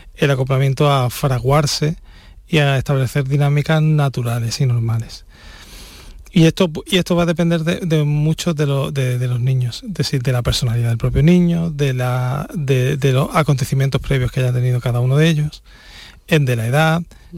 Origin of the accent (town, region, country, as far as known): Spain